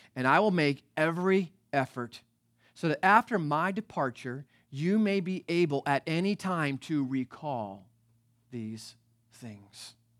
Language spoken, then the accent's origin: English; East Coast, United States; now in Northern California, United States; I'm from the East Coast